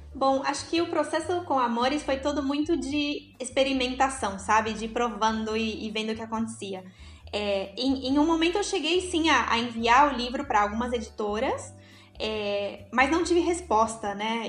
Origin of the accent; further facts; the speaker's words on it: São Paulo, Brazil; moved away as an adult; now in Uruguay; eu vivo no Uruguai, como os, os meninos comentaram, vai fazer já sete anos que eu estou aqui. Mas né, eu sou natural de São Paulo, na realidade